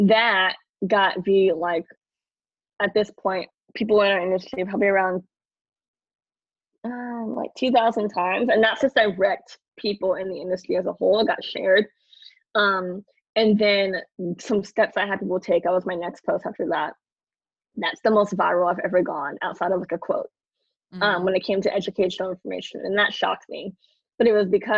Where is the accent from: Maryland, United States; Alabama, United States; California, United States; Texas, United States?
Texas, United States; Houston; I'm from Third Ward, Houston, Texas